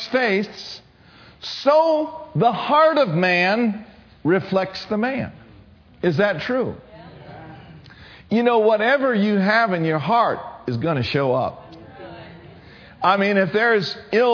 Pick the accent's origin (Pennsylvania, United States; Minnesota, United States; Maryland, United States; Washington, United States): Minnesota, United States; I grew up in Minnesota.